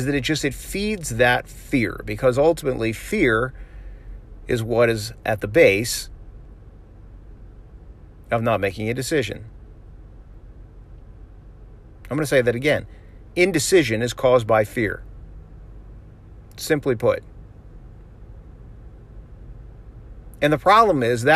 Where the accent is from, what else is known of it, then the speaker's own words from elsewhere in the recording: Florida, United States; I'm from Florida. Like, we have the ocean